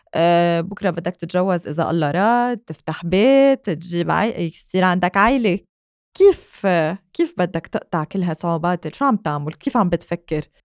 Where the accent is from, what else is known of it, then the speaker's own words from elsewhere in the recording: Lebanon; نحن سبيشلي كلبنانيين كتير معلقين بعيالنا